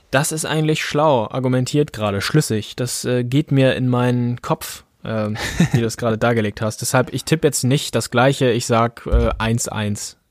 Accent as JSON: {"language": "German", "town": "Kiel", "region": "Schleswig-Holstein", "country": "Germany", "said": "und ich als Kieler erhoffe mir auch, dass der HSV vielleicht ein paar Federn lässt."}